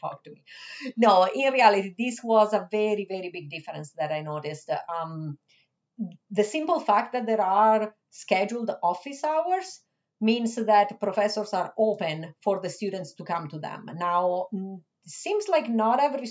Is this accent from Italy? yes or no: yes; Rome, Lazio, Italy; English is a second language; moved away as an adult; also born or lived in Switzerland; now in Michigan, United States; I was born in Switzerland, but I was raised in Italy. Anyways, you get the point. My first 25 years were spent in Rome